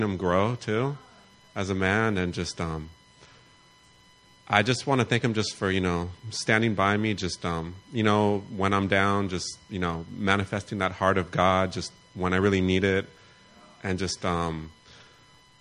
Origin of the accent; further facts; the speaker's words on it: Los Angeles, California, United States; I'm from